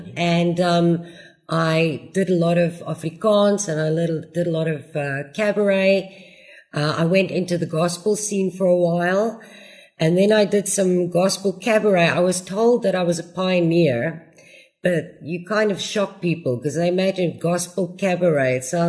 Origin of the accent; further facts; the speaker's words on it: Australia; also born or lived in United States / Germany; No, I was born in the States. I was actually very lucky. My dad had a job that took him overseas a lot. So we kind of grew up overseas in Australia and in Germany.